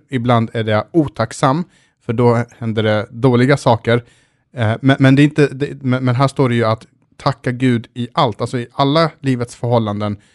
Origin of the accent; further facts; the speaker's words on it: Sweden; som svensk som man är så ska, alltid, så ska man alltid göra en husesyn